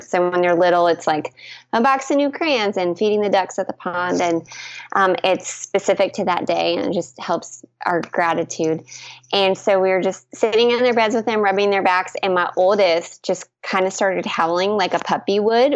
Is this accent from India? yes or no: no; Canada; moved away; also born or lived in Texas; I'm a Canadian